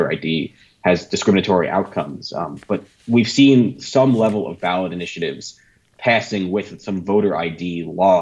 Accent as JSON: {"language": "English", "region": "New York", "country": "United States", "said": "I'm a New Yorker, I'm an East Coaster."}